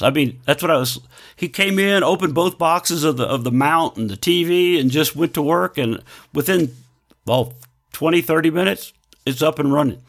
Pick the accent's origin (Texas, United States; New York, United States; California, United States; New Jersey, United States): Texas, United States; growing up in Texas, eating Whataburger, loving Whataburger